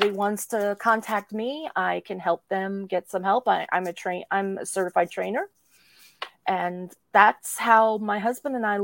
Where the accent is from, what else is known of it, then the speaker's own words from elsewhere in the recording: New Jersey, United States; I was born and raised in New Jersey